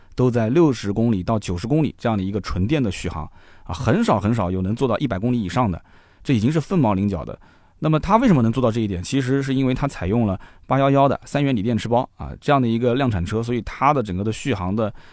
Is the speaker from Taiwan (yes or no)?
no; southern China, China; 我虽然作为一个南方人